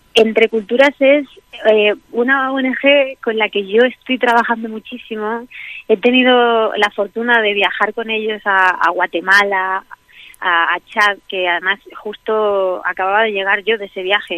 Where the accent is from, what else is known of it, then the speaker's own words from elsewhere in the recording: Albacete, Castilla-La Mancha, Spain; moved away as an adult; me fuera de Albacete a los 18 años, ¿no? Yo cada vez sueño más con mi infancia, mm. con mi tierra, con el pueblo donde me crié